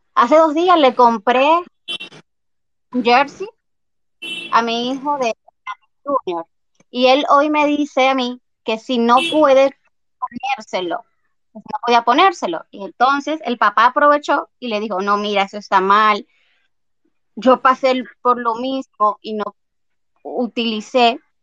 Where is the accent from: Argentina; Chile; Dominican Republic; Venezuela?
Dominican Republic; para nosotros como dominicanos